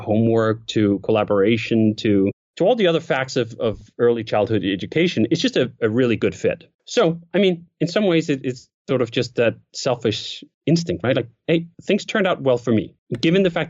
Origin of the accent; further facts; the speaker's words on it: Denmark; moved away as an adult; also born or lived in Copenhagen, Denmark; I grew up again in Denmark and I went to school for like 9 years in the public school system